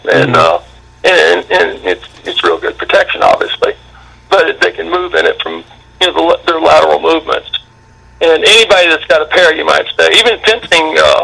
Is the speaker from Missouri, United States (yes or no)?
yes; Gideon, Missouri, United States; also born or lived in Cape Girardeau, Missouri; now in Memphis, United States; I was born there and I grew up in Gideon